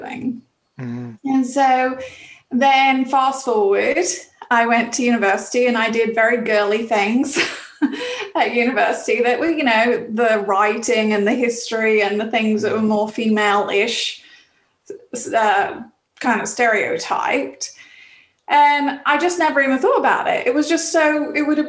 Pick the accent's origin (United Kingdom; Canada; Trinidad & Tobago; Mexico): United Kingdom; England; moved away; growing up in England